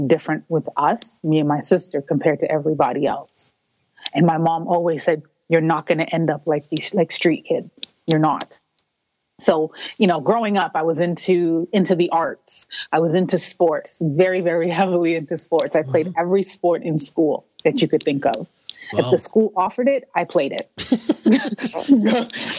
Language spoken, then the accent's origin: English; Toronto, Ontario, Canada; I was born and raised in Toronto, Ontario, for those who don't know, in Canada